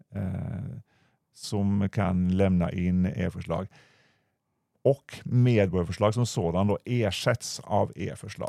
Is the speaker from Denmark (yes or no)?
no; Norway; accent: Norwegian; now in Sweden; Jag kommer från landet västerut